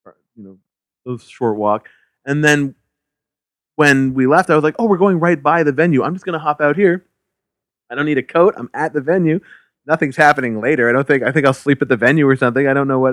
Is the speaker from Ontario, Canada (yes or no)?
no; Halifax, Nova Scotia, Canada; We grew up in Halifax together